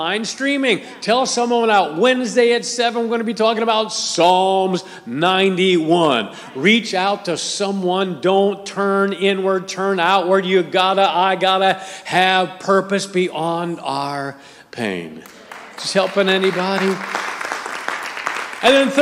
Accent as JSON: {"language": "English", "town": "Akron", "region": "Ohio", "country": "United States", "tie": "born or raised there", "said": "I grew up in Akron, Ohio, and we had a rival high school in Akron, Ohio"}